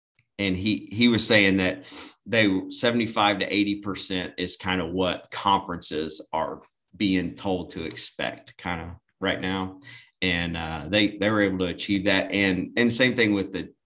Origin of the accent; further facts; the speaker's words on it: the South, United States; we're from the South and from the country